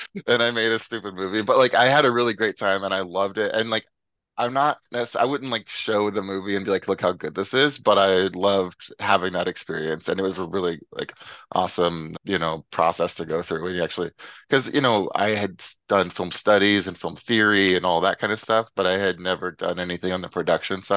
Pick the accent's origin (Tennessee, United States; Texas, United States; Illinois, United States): Tennessee, United States; Memphis; moved away as an adult; now in San Diego, United States; I'm from Memphis, Tennessee